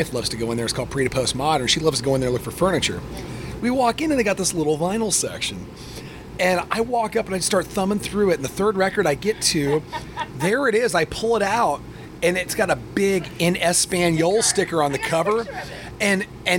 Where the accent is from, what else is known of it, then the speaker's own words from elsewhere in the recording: Midwest, United States; also born or lived in Macomb, Illinois; I grew up in the Midwest